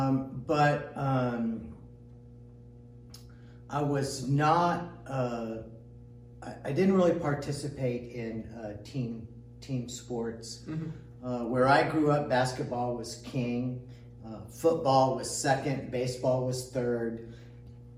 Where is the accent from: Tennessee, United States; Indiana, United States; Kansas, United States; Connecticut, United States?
Indiana, United States; moved away as an adult; now in Texas, United States; I grew up in Indiana